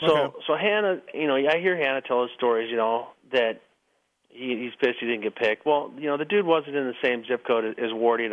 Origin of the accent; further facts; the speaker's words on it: El Cajon, California, United States; But anyways, so I come from El Cajon. He comes from Mission Viejo. We meet down by Carlsbad.